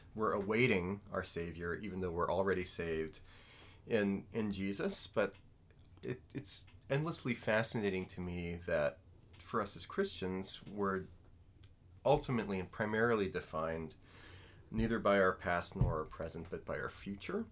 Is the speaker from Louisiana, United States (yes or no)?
yes; New Orleans, Louisiana, United States; I'm from New Orleans